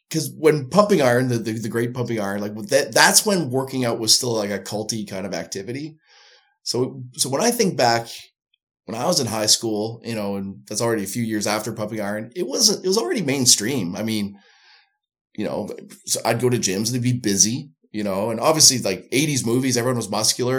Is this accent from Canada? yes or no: yes; Canada; now in Winnipeg, Canada; I'm Canadian